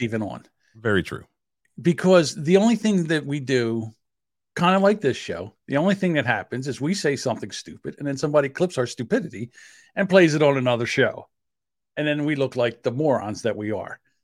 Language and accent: English; New Jersey, United States; accent: South Jersey; I have a South Jersey accent